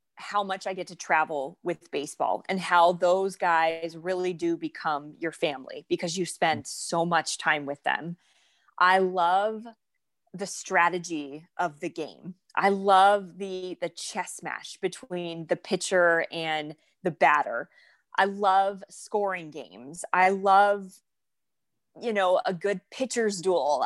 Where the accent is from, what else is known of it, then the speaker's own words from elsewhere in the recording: North Florida, United States; I grew up in Florida, in North Florida